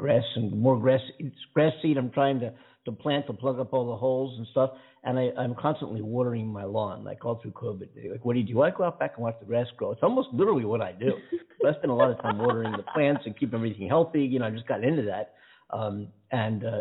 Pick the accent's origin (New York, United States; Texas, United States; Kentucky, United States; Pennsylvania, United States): Pennsylvania, United States; Philadelphia; now in Los Angeles, United States; I'm from Philadelphia